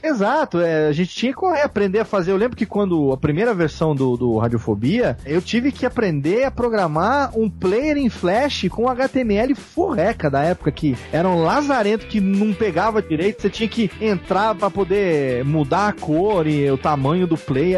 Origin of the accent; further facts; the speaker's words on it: interior of São Paulo, Brazil; moved away; eu voltei pra minha terra natal aqui no interior de São Paulo, depois de ter ficado vinte anos longe daqui